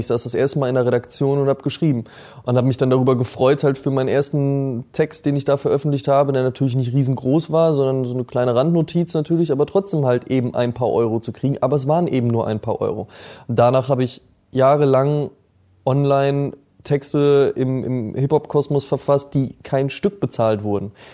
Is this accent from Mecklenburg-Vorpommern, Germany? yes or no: no; near Münster, North Rhine-Westphalia, Germany; ich komme ja aus der Nähe von Münster